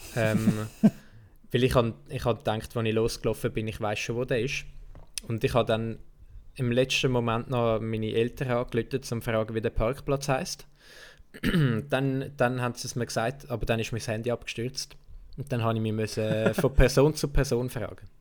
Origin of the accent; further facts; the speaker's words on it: Switzerland; accent: Swiss Standard German; ich habe normalerweise rede immer so das Schweizer Hochdeutsch